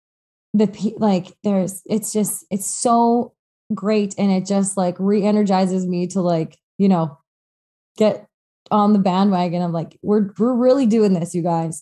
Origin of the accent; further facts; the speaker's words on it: High River, Alberta, Canada; I grew up in High River, like a little bit redneck